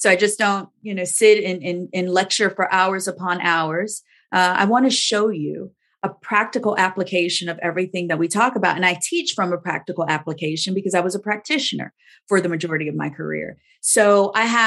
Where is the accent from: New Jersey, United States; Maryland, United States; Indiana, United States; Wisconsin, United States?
Indiana, United States; Gary; moved away as an adult; also born or lived in Chicago suburbs, Illinois; now in Big Rapids, United States; I was born and raised in Gary, Indiana, but lived in the Chicago suburbs almost my entire career.